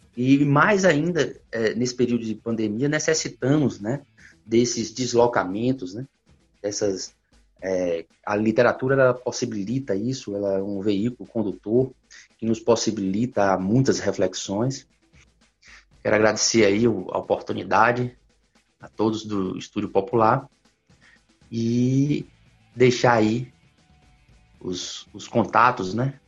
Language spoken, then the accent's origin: Portuguese; Vitória da Conquista, Bahia, Brazil; eu sou de Vitória da Conquista